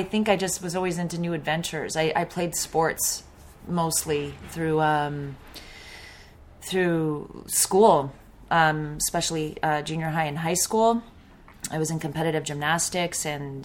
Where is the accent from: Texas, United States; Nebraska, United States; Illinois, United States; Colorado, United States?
Colorado, United States; also born or lived in New York; I was born in New York and spent a couple of years there as a child and then moved to Colorado, and that's where I grew up